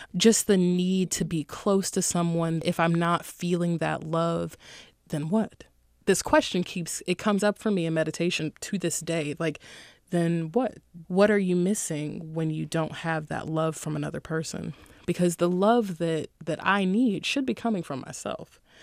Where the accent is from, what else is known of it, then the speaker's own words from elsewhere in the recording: Durham, North Carolina, United States; I'm from Durham, North Carolina